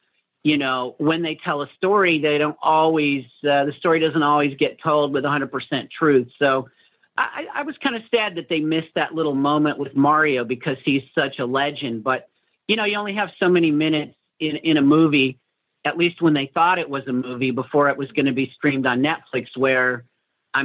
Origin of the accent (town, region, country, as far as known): Chicago, Illinois, United States; moved away